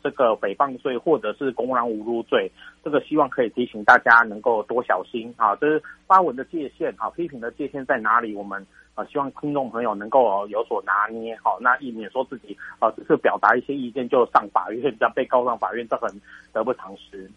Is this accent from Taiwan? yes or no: yes; Taiwan; 我们台湾人， 台湾的国民